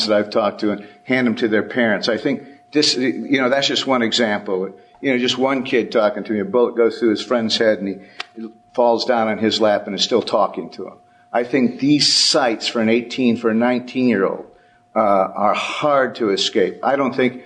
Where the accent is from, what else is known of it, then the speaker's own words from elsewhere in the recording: San Francisco Bay Area, California, United States; I'm from the Bay Area